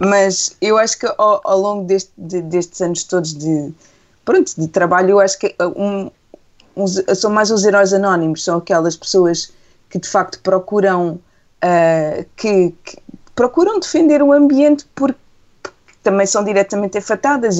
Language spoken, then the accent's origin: Portuguese; Setúbal, Portugal; Eu cresci em Setúbal